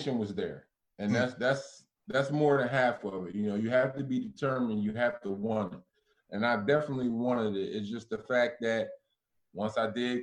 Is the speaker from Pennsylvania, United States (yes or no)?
yes; Philadelphia, Pennsylvania, United States; I grew up watching Patrick Ewing with me being in Philly